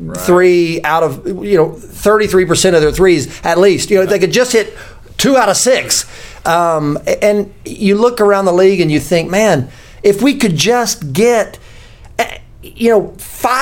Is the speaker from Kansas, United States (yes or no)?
no; Memphis, Tennessee, United States; my hometown